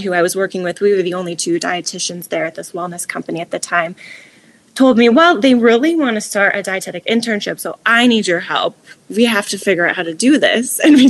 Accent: Midwest, United States; Growing up in the Midwest, you know, like I'm sure there's a lot of good places to live, right?

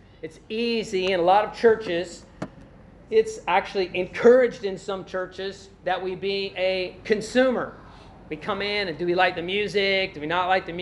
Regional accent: Glasgow, Kentucky, United States; whenever I leave Glasgow, Kentucky, and I'm headed to Louisville, I pass through Horse Cave

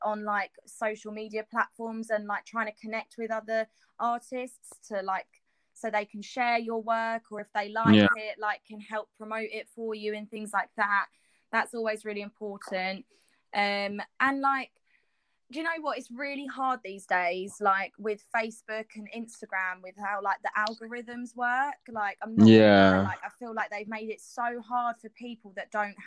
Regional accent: United Kingdom

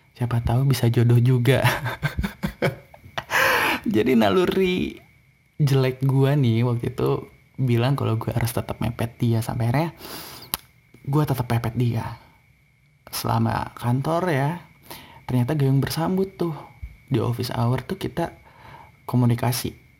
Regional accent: Bandung, West Java, Indonesia; moved away as an adult; now in Jakarta, Indonesia; gue ini dari Bandung

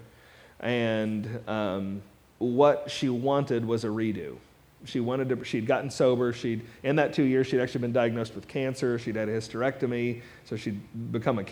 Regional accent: Mount Sterling, Kentucky, United States; also born or lived in Louisville, Kentucky; I grew up in Mount Sterling, Kentucky

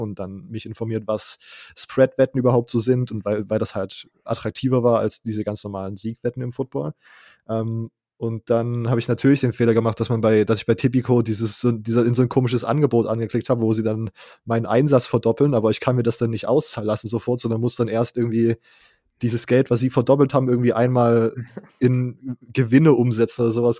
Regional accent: Leipzig, Saxony, Germany; ich komme aus Leipzig, aus so einer größeren Stadt

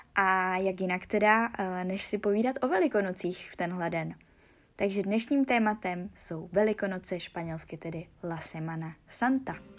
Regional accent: Czechia

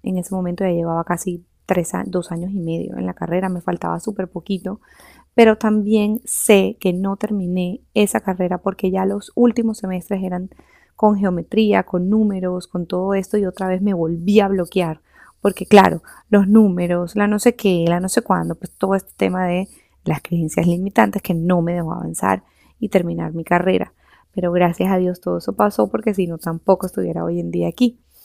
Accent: Barranquilla, Atlántico, Colombia; also born or lived in Switzerland; terminé otra vez aquí, en, en Barranquilla, de donde yo soy

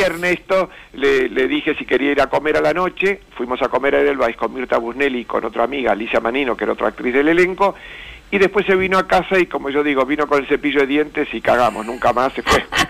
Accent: Buenos Aires, Argentina; yo soy de Recoleta, San Martín de Tours, Champañá

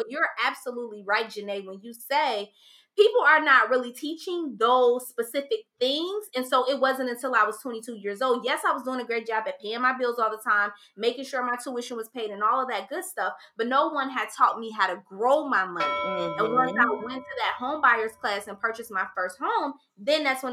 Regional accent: Ohio, United States; moved away as an adult; also born or lived in Maryland; I was 21 years old and I had just moved to Maryland. I'm from Ohio.

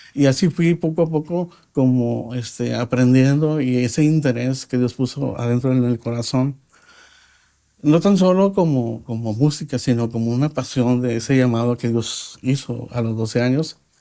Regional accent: Nuevo Laredo, Tamaulipas, Mexico; nací en Laredo, Texas, pero viví como mexicano toda mi vida

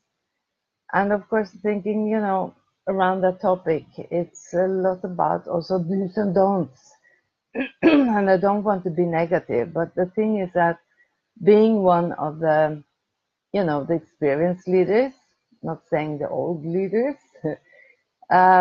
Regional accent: Oslo, Norway; I'm from Oslo, from Norway

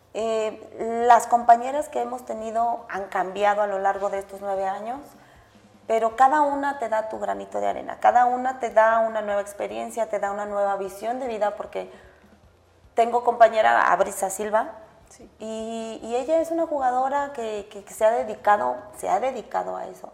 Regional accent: Irapuato, Guanajuato, Mexico; en Irapuato es de donde yo soy

